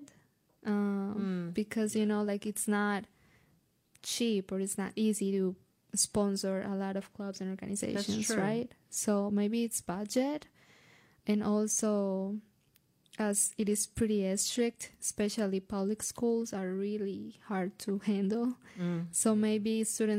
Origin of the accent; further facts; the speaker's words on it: Colombia; moved away as an adult; now in United States; when I go back to my home country